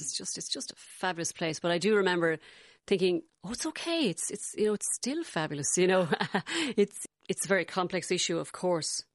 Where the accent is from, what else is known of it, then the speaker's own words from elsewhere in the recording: Galway, Connacht, Ireland; accent: Galway; I do remember my accent slightly changing, not to English, but to more kind of uh, less Gal- Galway than it is now